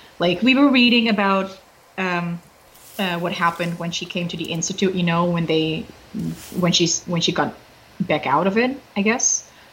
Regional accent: Netherlands; first language Dutch; English is a second language; my native language, which is Dutch

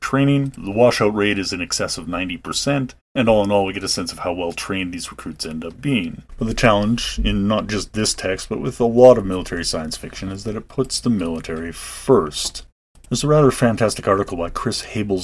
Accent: Calgary, Alberta, Canada; growing up in Calgary, Currie Barracks was a feature on the west end of town

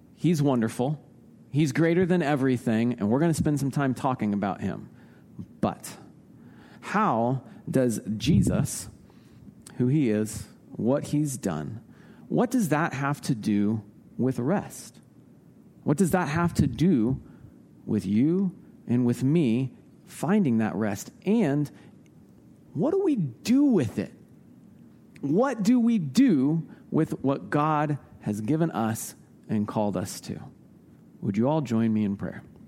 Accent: Indianapolis, Indiana, United States; I grew up in Indianapolis. Um, home for me is Naptown

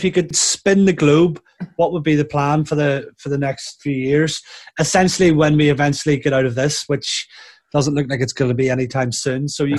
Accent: Lisburn, Northern Ireland, United Kingdom; born or raised there; accent: Northern Irish

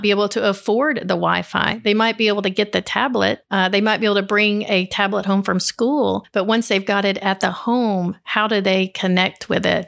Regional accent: Upper Cumberland, Tennessee, United States; I'm from here, born and raised

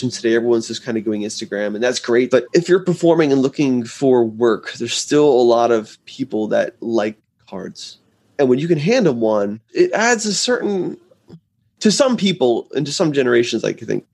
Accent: New Jersey, United States; moved away as an adult; also born or lived in Delaware; now in Atlanta, United States; I grew up in New Jersey, currently in Atlanta

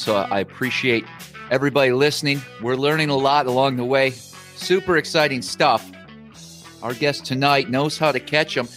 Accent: Northern Wisconsin, United States; moved away; my old my home state where I grew up, upstate

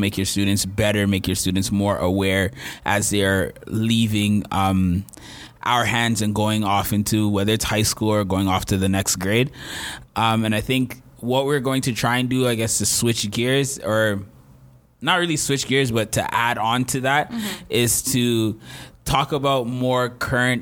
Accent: Peel, Ontario, Canada; I grew up in the Peel school system

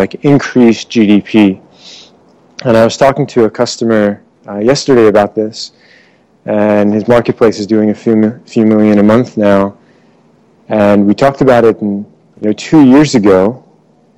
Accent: Maryland, United States; moved away as an adult; also born or lived in Iran / Europe; now in Bay Area, United States; I was born in Iran. I grew up in Maryland

